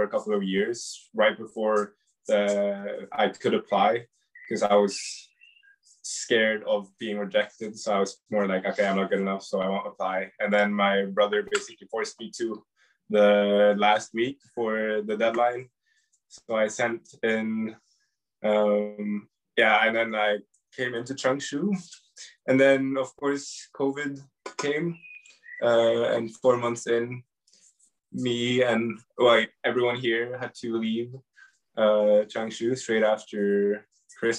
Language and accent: English; Norway; I'm from Norway.